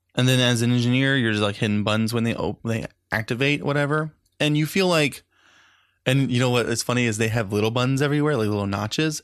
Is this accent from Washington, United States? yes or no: no; Daytona Beach, Florida, United States; Daytona Beach